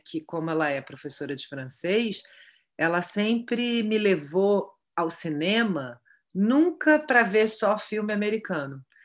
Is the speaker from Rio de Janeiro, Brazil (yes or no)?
yes; Rio de Janeiro, Brazil; Eu estudei a vida toda na Tijuca, eu morei, sei lá, 30 33 anos na Tijuca, nasci na Tijuca